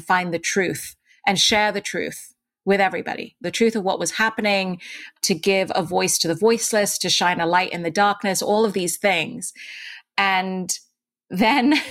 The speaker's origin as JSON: {"language": "English", "region": "Dubai", "country": "United Arab Emirates", "tie": "born or raised there", "also_born_or_lived": "India", "accent": "British", "moved": "yes", "said": "I was born in India, but I grew up in Dubai, in the Middle East. And in Dubai, I attended a British-run school, which is why I still have a bit of an accent."}